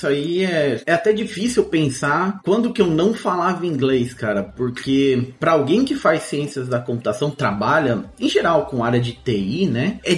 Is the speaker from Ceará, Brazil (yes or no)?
no; São Bernardo do Campo, São Paulo, Brazil; born there; mas eu nasci, se não me engano, em São Bernardo do Campo.